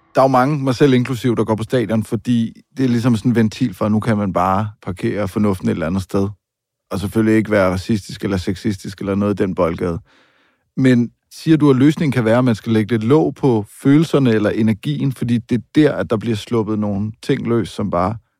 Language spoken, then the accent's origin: Danish; Denmark; her hjemme i Danmark